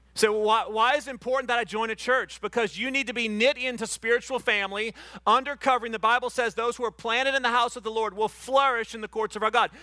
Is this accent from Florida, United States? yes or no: yes; Panama City Beach, Florida, United States; I'm from Panama City Beach